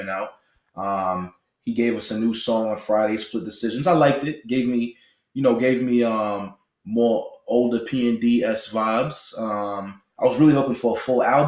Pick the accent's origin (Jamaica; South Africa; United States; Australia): Jamaica; also born or lived in Toronto; being Jamaican, you know, spending a lot of time in Toronto, having family that's in the music scene in Toronto